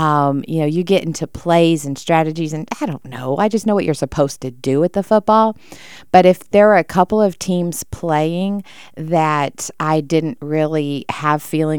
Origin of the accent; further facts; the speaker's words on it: the South, United States; I was raised in the South.